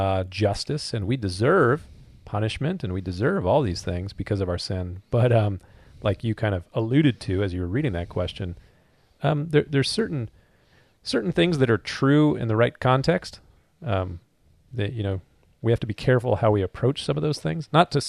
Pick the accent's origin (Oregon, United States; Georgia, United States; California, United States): California, United States; Southern; But we're not from the South. We're from Southern California.